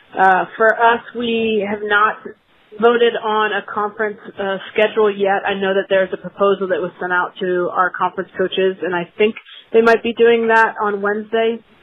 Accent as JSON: {"language": "English", "town": "Daytona Beach", "region": "Florida", "country": "United States", "tie": "born or raised there", "said": "I'm entering my 14th year as the head coach at Riddle, which is in Daytona Beach, Florida, my hometown."}